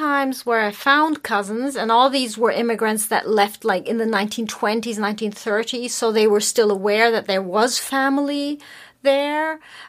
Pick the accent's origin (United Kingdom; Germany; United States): Germany